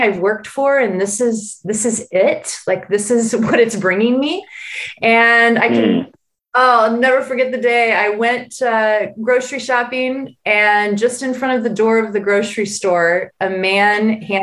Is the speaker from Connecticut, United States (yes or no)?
no; Missouri, United States; moved away as an adult; I am a Midwest American. So born and raised in Missouri and really spent all my life in Missouri until the age